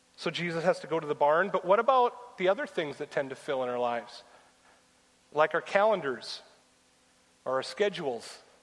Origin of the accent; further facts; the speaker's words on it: United States; us as American Christians